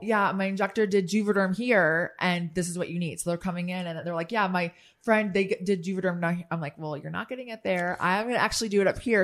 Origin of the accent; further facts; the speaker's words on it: Midwest, United States; now in Washington, D.C., United States; I grew up in the Midwest, so for me, I talk to everyone